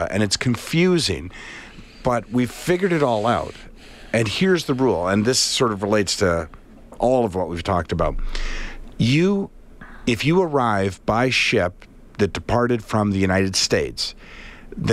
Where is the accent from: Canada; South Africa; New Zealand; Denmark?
Canada; I'm Canadian, because we all possess Canadian passports